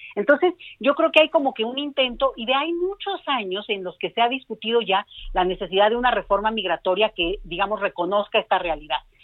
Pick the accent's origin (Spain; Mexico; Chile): Mexico; a nosotros como mexicanos